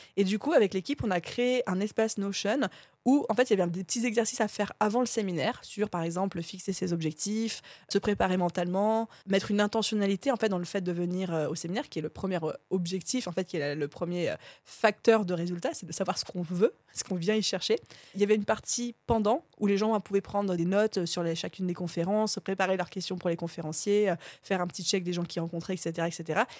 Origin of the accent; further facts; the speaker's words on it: France; on est, pour la plupart d'entre nous, on est français